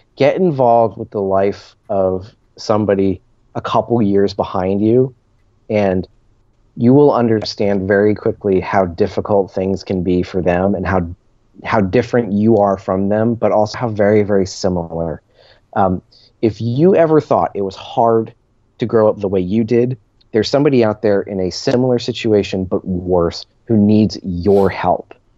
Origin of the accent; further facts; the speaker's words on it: New Jersey, United States; moved away; when I grew up in New Jersey